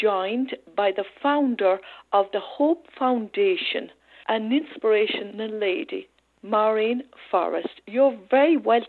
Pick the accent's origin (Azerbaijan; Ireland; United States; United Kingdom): Ireland; Cobh, Munster; That's not far from where I come from in Cove.